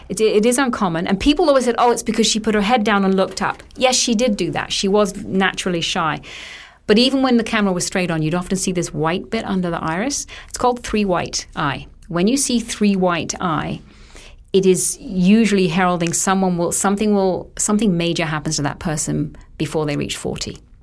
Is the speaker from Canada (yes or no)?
no; United Kingdom; I'm British